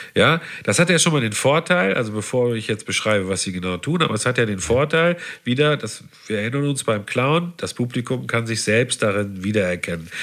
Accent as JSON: {"language": "German", "town": "Havixbeck", "region": "North Rhine-Westphalia", "country": "Germany", "tie": "born or raised there", "also_born_or_lived": "Münster", "said": "natürlich habe ich nicht Havixbeck gesagt"}